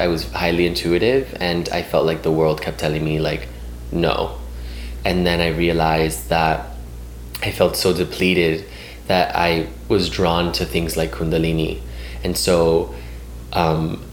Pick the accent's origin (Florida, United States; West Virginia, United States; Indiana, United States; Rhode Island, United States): Florida, United States; Miami; moved away; I'm originally from Miami.